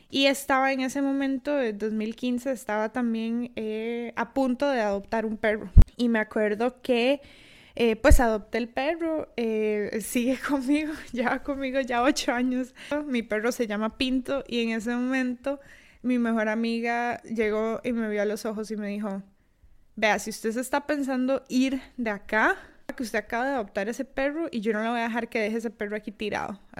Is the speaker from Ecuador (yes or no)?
no; Costa Rica; accent: Costa Rican; moved away as an adult; now in Tallinn, Estonia; Yo soy de Costa Rica, de ahí mi acento. Y bueno, yo emigré a Estonia hace ya casi dos años. Eh, actualmente vivo en Tallinn.